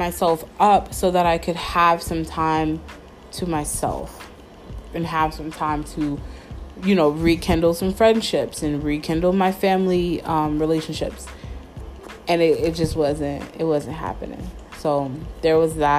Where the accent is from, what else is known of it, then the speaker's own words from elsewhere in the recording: Mount Vernon, New York, United States; moved away as an adult; I haven't lived in New York City or like in my hometown of Mount Vernon for 6 years.